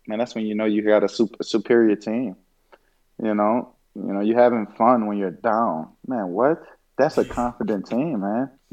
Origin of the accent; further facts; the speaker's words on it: New Orleans, Louisiana, United States; my hometown team